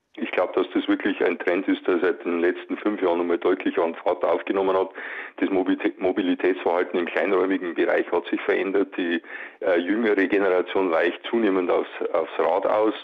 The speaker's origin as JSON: {"language": "German", "region": "Bavaria", "country": "Germany", "said": "wir sind in Bayern"}